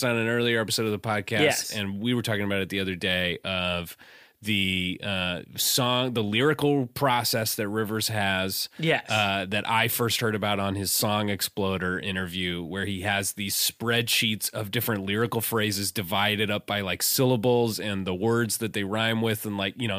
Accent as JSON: {"language": "English", "town": "Seattle", "region": "Washington", "country": "United States", "tie": "born or raised there", "said": "I was growing up in Seattle"}